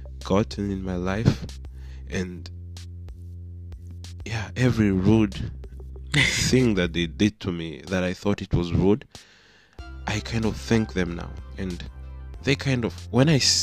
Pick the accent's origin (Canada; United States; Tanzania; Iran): Tanzania; we grew up in Africa, mostly in Tanzania